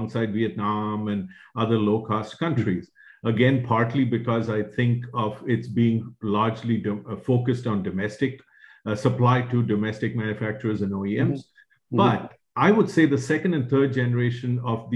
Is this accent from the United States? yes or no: no; India; moved away; When I was growing up in India